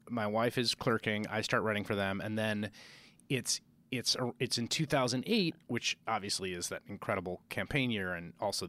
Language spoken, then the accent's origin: English; Bronx, New York, United States; I grew up in the Bronx. My dad was a community organizer. My mom was arts administrator in a nonprofit.